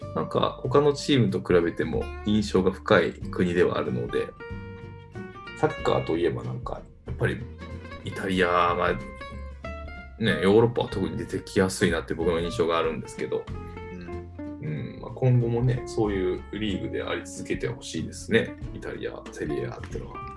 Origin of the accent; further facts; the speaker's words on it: Tokai, Japan; 僕はあの、地元が東海なのでね、グランパスとか